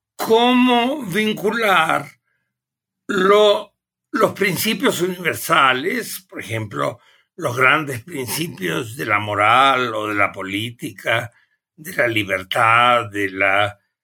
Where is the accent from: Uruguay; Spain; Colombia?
Uruguay; moved away as an adult; also born or lived in Germany; now in Mexico; Yo originariamente provengo del Uruguay